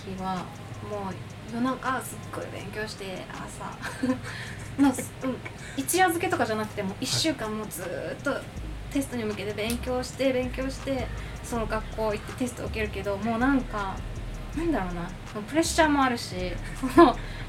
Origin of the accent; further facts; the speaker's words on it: Okinawa, Japan; moved away as an adult; also born or lived in Canada; now in Hawaii, United States; 私沖縄生まれじゃん